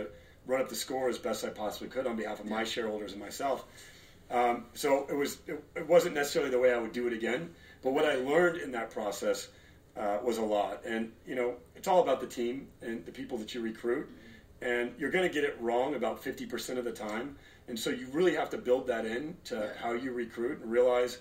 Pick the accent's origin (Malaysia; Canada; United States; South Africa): United States; Los Angeles, California; also born or lived in Torrance, California / Detroit, Michigan; I was born in Torrance, grew up in the Valley, and now we're in the Hollywood Hills.